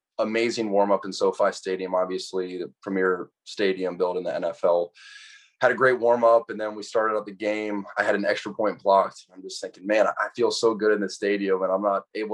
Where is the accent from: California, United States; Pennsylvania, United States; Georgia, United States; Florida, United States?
Georgia, United States; Atlanta; growing up in Atlanta, being able to go to a college 15 minutes from my house